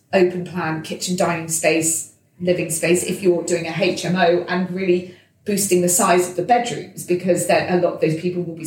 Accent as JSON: {"language": "English", "area": "Devon", "region": "South West England", "country": "United Kingdom", "tie": "born or raised there", "moved": "yes", "said": "my hometown in Devon"}